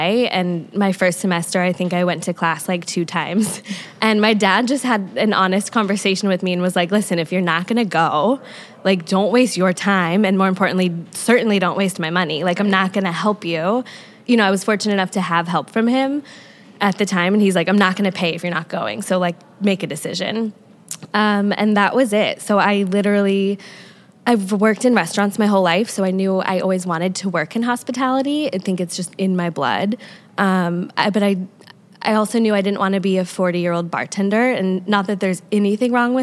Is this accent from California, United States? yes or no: yes; Coronado, California, United States; moved away as an adult; also born or lived in New York City / Nashville; I grew up in San Diego on a small island called Coronado. And I lived there until I was about 20.